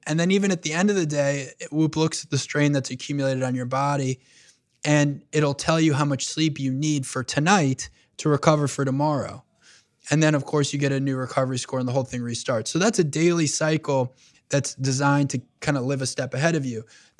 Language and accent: English; New York, United States; Yeah, I grew up on Long Island. My father immigrated to this country when he was 22 years old from Egypt.